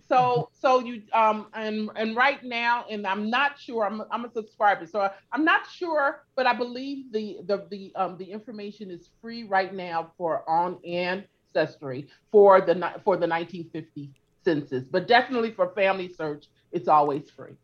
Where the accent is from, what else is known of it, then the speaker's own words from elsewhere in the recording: California, United States; also born or lived in Louisiana; I grew up in California